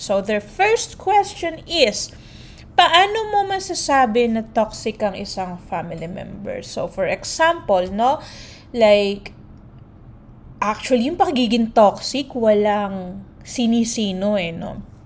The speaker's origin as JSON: {"language": "Tagalog", "country": "Philippines", "moved": "yes", "lives_now": "United States", "said": "we Filipinos"}